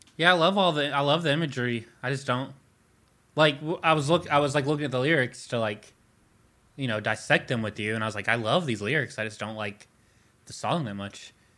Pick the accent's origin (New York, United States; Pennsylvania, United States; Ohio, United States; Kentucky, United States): Kentucky, United States; Louisville; we're from Louisville.